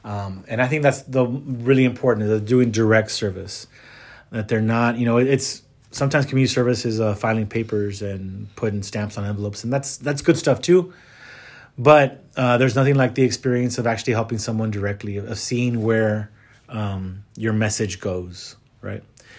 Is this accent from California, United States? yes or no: no; McAllen, Texas, United States; I grew up in the Valley, in McAllen. Then I came to college in San Antonio.